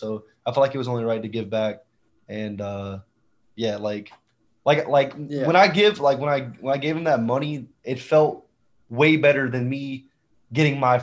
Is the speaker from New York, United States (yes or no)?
no; Georgia, United States; moved away as an adult; also born or lived in South Beach, Florida; I moved back to my hometown where I grew up